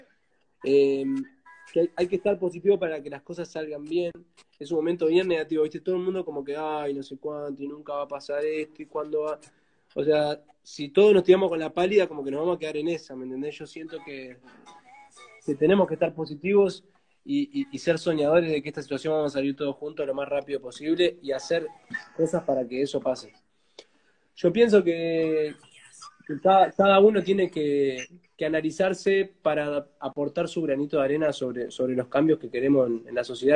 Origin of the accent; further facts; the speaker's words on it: Uruguay; yo soy uruguayo